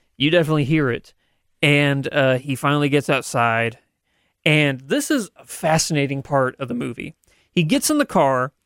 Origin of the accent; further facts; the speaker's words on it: Southern Missouri, United States; we're from Southern Missouri